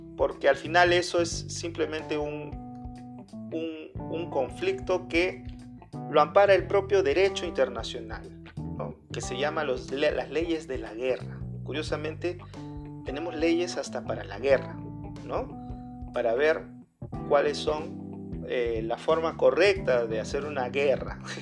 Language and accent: Spanish; Peru; soy peruano